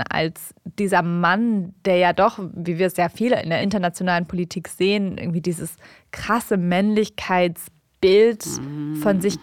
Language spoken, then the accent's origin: German; Germany; ich bin hier aufgewachsen, ich lebe hier, ich habe hier meinen Lebensmittelpunkt.